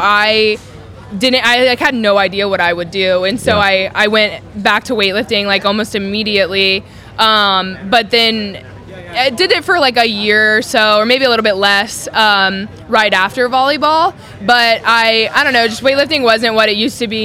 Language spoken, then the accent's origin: English; North Carolina, United States; moved away as an adult; also born or lived in California; now in Texas, United States; I grew up in North Carolina, so moving from North Carolina to California was wild